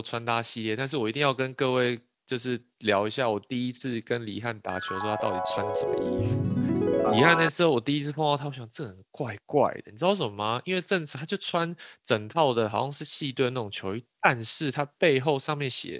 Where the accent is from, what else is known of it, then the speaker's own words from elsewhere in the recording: Yilan County, Taiwan; 比如说我宜兰人，宜兰要打四四的哦